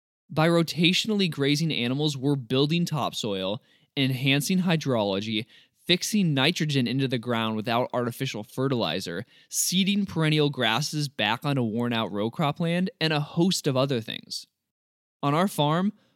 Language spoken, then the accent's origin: English; Missouri, United States; my home state of Missouri